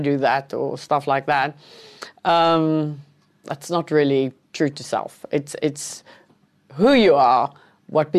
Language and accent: English; Cape Town, Western Cape, South Africa; English is a second language; I grew up in Cape Town